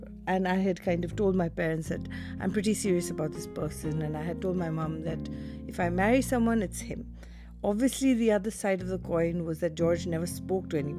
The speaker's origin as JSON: {"language": "English", "country": "India", "tie": "born or raised there", "also_born_or_lived": "Delhi, India / Mumbai, India", "said": "My mom is a Tamilian and my dad is a Rajasthani, and I grew up in Delhi and Bombay"}